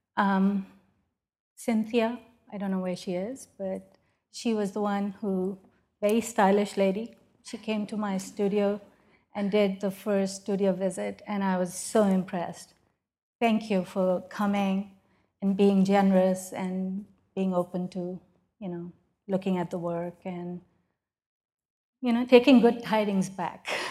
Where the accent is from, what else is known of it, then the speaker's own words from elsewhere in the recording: Pakistan; moved away as an adult; now in United States; as a woman growing up in Pakistan